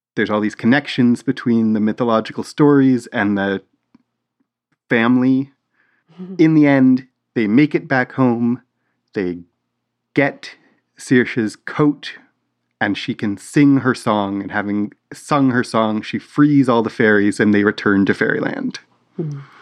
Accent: Canada; We're we're Canadian

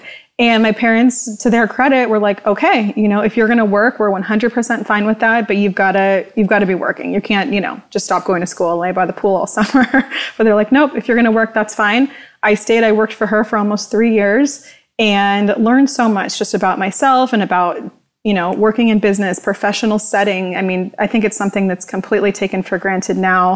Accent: Orange County, Southern California, United States; I grew up here in Southern California in Orange County

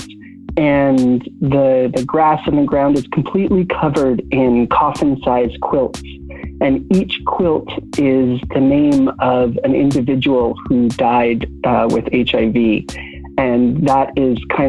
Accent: Canada; now in Brooklyn, United States; I am a Canadian-born, currently Brooklyn-based writer and organizer

